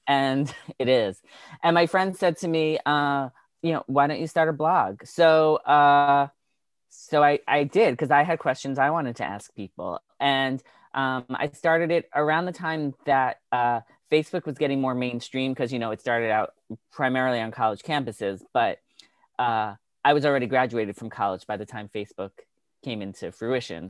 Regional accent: Long Island, New York, United States; also born or lived in Milton, Massachusetts; grew up on Long Island

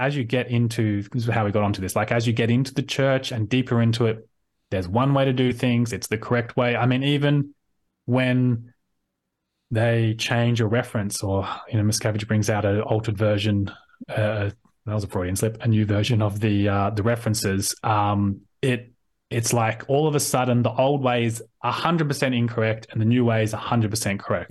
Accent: Sydney, New South Wales, Australia; I'm from, born and bred in Sydney.

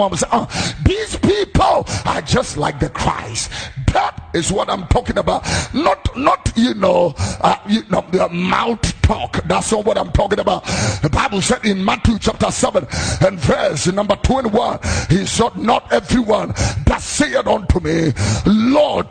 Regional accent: Accra, Greater Accra, Ghana; also born or lived in Abeka, Accra; I am a Zongo boy, don't forget that. I was born in Abeka. I grew up in Fadama

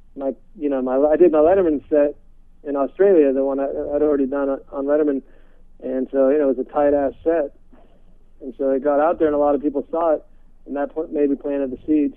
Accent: San Francisco, California, United States; Actually, I was born in San Francisco. I'm from okay. the Bay Area.

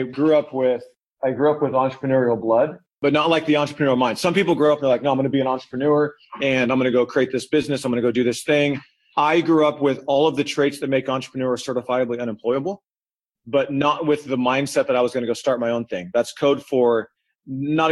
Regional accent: Arizona, United States; I was born and raised in Arizona.

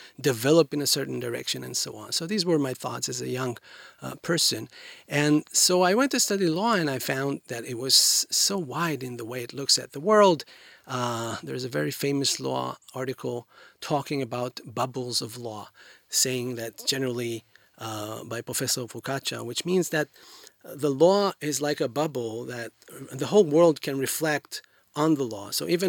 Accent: Haifa, Haifa District, Israel; born there; I was born in Haifa, quite a large city, northern than here, than Tel Aviv.

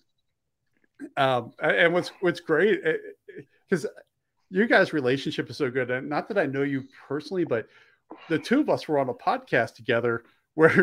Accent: just outside of Philadelphia, Pennsylvania, United States; moved away as an adult; also born or lived in Delaware / Maryland / Helena, Montana; I originally grew up on the East Coast. I grew up just outside of Philly, lived in Pennsylvania, Delaware, and Maryland, and some of those states more than once.

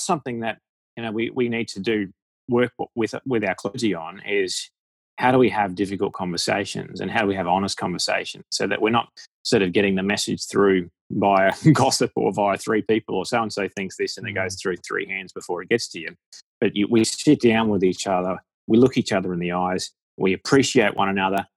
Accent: Australia; accent: Aussie; my Aussie accent

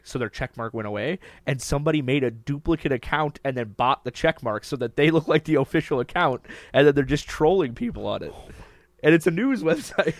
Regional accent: Minnesota, United States

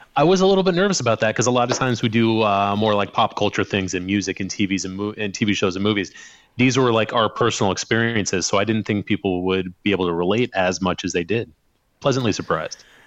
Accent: Sherrard, Illinois, United States; moved away; I grew up on the Illinois side, kind of south of the Quad Cities out in the country in a little town called Sherrard.

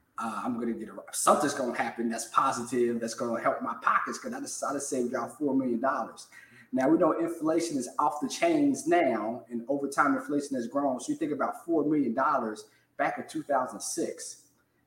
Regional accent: Cincinnati, Ohio, United States; moved away as an adult; also born or lived in Nashville, Tennessee / Jacksonville, Florida; I'm a certified financial planner, born and raised in Cincinnati.

